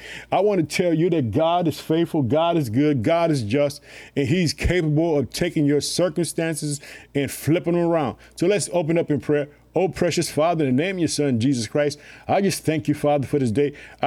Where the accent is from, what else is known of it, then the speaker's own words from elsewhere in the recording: Illinois, United States; I would like to thank the state of Illinois, which is my home state. I live in the city of Chicago.